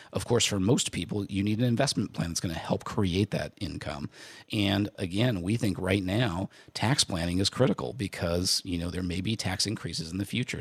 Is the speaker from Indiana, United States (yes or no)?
yes; Indiana, United States; I grew up in Indiana